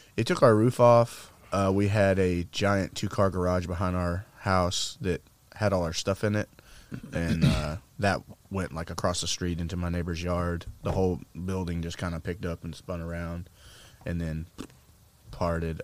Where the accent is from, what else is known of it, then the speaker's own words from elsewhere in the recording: Arkansas, United States; we grew up in Arkansas